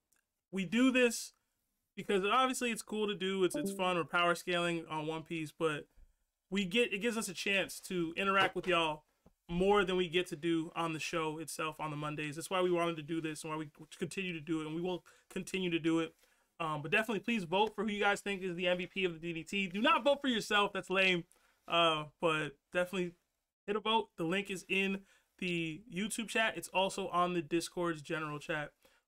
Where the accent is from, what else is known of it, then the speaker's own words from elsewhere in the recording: Ghana; I'm the Ghanaian one